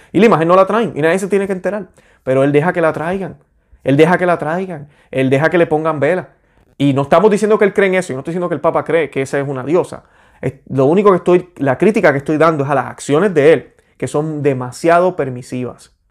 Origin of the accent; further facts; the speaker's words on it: Puerto Rico; yo soy boricua